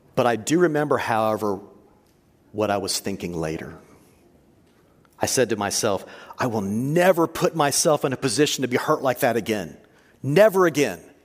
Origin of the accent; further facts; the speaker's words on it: Texas, United States; I grew up in Texas